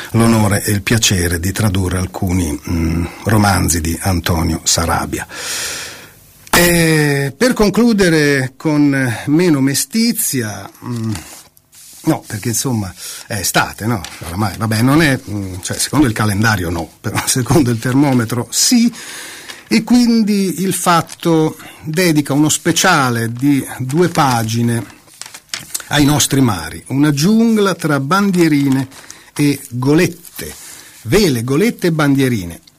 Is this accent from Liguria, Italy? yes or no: no; Calabria, Italy; se in Calabria, prendo questa terra perché sono calabrese, vai a 10 metri dalla costa